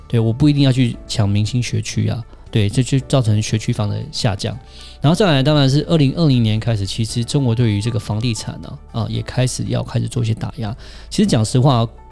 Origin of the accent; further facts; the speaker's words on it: Taiwan; 我们台湾这边